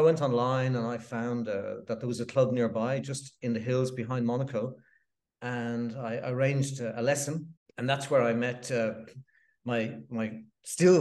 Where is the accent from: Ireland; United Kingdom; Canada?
Ireland; Dublin, Leinster; moved away as an adult; now in South of France; I'm from Ireland, originally from Dublin.